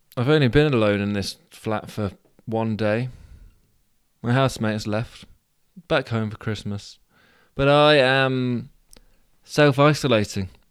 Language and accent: English; Abingdon, South East England, United Kingdom; in my hometown, the town of Abingdon, we go to the pub